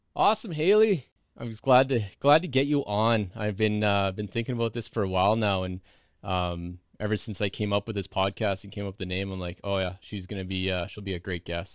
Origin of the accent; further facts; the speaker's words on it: Meadow Lake, Saskatchewan, Canada; I'm from Meadow Lake